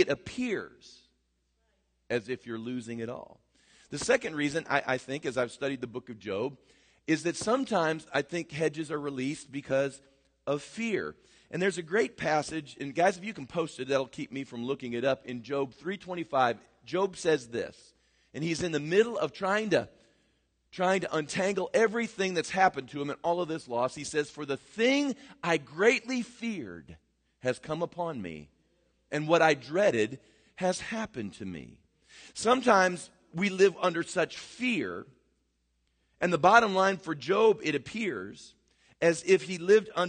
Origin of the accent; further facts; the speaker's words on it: United States; as American Christians